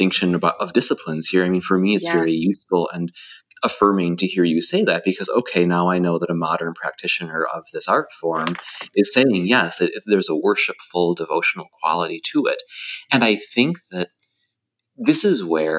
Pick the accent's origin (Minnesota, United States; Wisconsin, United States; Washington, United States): Minnesota, United States; now in Delaware, United States; I'm a guy from Minnesota who now lives in Delaware